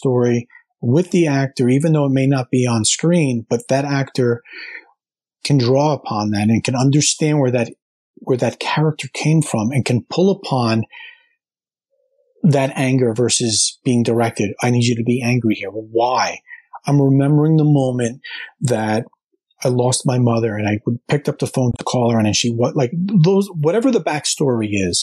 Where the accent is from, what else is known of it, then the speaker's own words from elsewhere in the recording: New Jersey, United States; living and growing up in New Jersey, right outside New York City